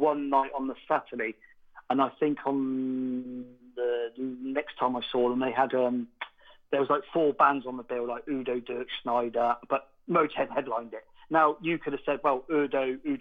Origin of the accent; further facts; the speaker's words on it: near Woodstock, Oxfordshire, South East England, United Kingdom; I am from near Woodstock in Oxfordshire.